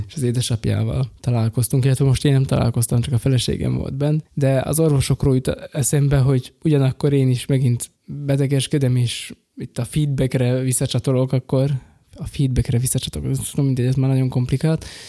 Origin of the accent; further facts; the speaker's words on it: Rimavská Sobota, Banská Bystrica Region, Slovakia; én ott a lakótelepen nőttem fel